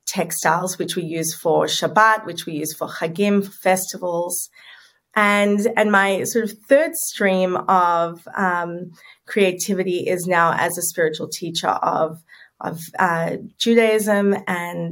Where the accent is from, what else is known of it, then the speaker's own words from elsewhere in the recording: Sydney, New South Wales, Australia; moved away as an adult; also born or lived in New York City; I grew up in Sydney, where I'm living now, but at 24, I packed my bags